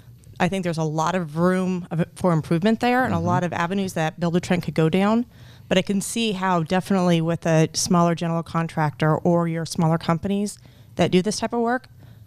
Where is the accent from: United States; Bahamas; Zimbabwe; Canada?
United States; Ainsworth, Nebraska; I'm from Ainsworth.